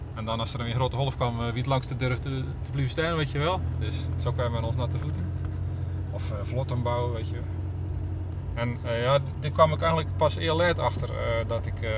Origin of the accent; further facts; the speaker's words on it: Domburg, Zeeland, Netherlands; now in Middelburg, Netherlands; In Domburg.